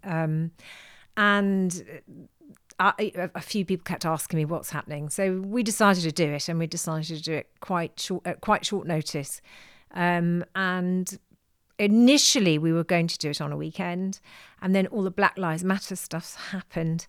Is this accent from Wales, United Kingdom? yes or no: yes; South Wales, United Kingdom; I come from South Wales